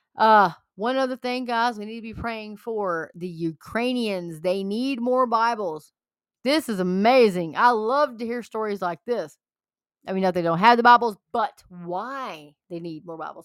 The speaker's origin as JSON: {"language": "English", "region": "Texas", "country": "United States", "said": "I'm a Texan."}